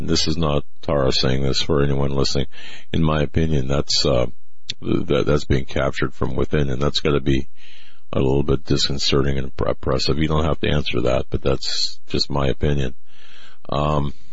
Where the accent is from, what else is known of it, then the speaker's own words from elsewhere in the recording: United States; as an American